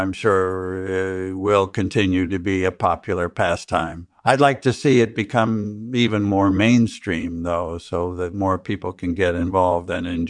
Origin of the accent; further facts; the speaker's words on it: Western Australia, Australia; I was born and raised in rural Western Australia, and my childhood passions were hunting and fishing.